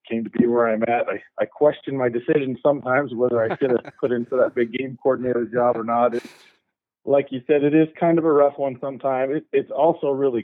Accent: St. George, Utah, United States; Was born in northern Utah. I grew up though mostly in southern Utah around St. George area.

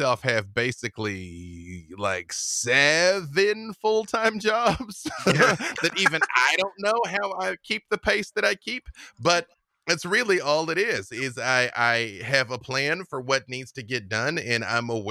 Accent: Arkansas, United States; I grew up with them in Arkansas

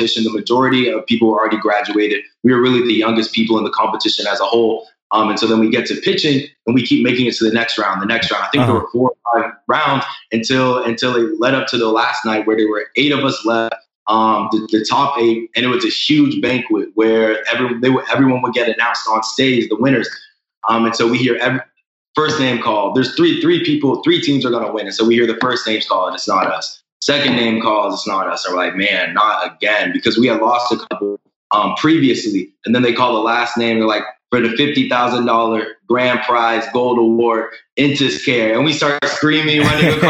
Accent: Dallas, Texas, United States; moved away as an adult; I grew up in Dallas, Texas

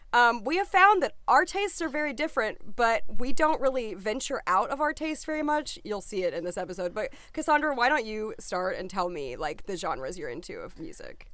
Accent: the South, United States; I'm from the South

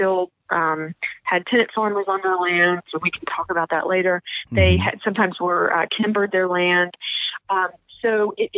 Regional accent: the South, United States; I'm from the South

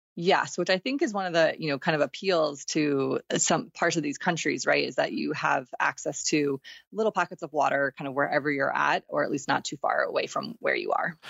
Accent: Texas, United States; I grew up in Texas

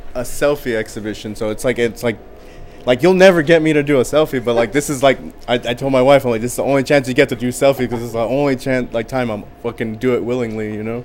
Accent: Riverside, California, United States; also born or lived in East Los Angeles, California / San Bernardino, California; I'm from Riverside, California.

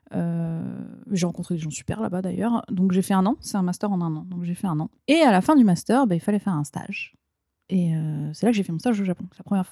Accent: Ardennes, Grand Est, France; moved away as an adult; also born or lived in Lille; now in Japan; je viens des Ardennes, donc petite, euh, petit département euh, on n'a pas de faculté, donc il fallait forcément que je parte

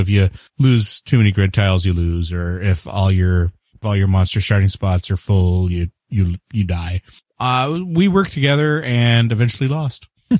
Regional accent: Canada; And I am the Canadian.

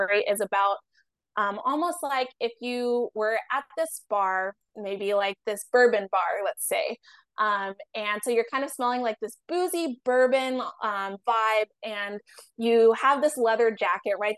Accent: Ohio, United States; now in New York, United States; I grew up in Ohio

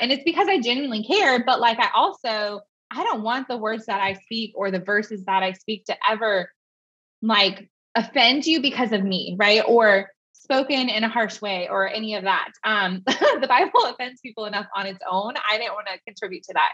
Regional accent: Bay Area, California, United States; moved away as an adult; now in Tennessee, United States; I'm not a Tennessee native, as you can tell probably from my lack of accent, but I um, was born and raised in the Bay Area.

